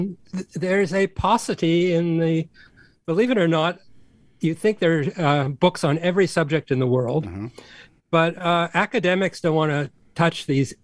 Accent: Canada; I'm Canadian.

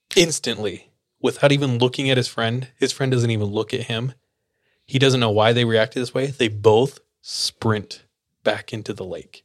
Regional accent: Fresno, California, United States; I grew up in Fresno

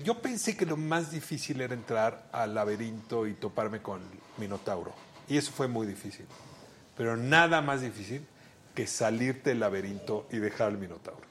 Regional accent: Mexico City, Mexico; yo nací en Amiscuac

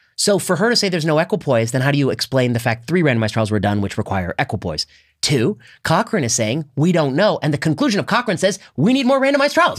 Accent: Indiana, United States; when I was growing up in Indiana, in high school, we would go to Denny's.

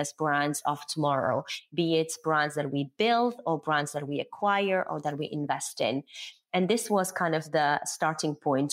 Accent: Morocco; moved away as an adult; also born or lived in Paris, France; I was born and raised in Morocco. So I am Moroccan

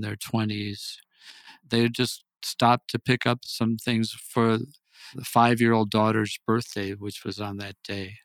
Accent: Wisconsin, United States; moved away as an adult; now in El Paso, United States; I grew up in Wisconsin

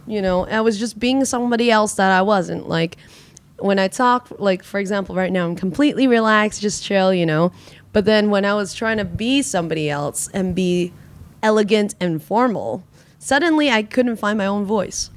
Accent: Vancouver, British Columbia, Canada; now in Hong Kong; I was raised also in Vancouver

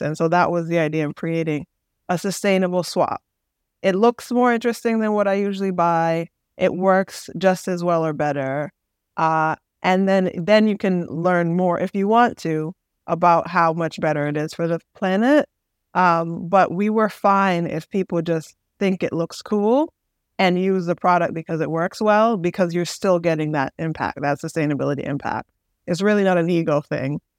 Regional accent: Boston, Massachusetts, United States; I'm from Boston.

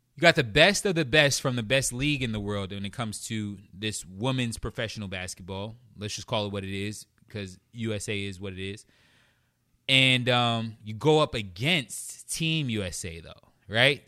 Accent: New York City, New York, United States; I grew up in Flushing, Queens

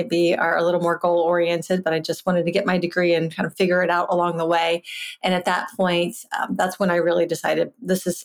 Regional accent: Virginia, United States; I grew up in Virginia in a household where my father hunted

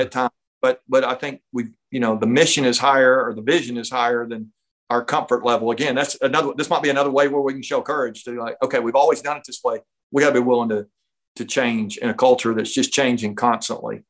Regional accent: North Georgia, United States; I grew up up in North Georgia

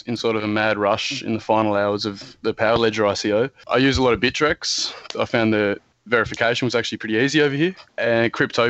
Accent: Tasmania, Australia; I'm 23. I'm from Tasmania, Australia.

